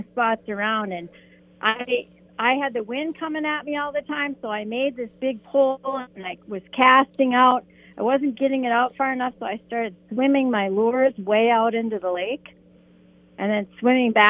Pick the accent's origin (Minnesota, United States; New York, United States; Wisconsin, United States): Minnesota, United States; North Shore of Lake Superior; I was raised up on the North Shore of Lake Superior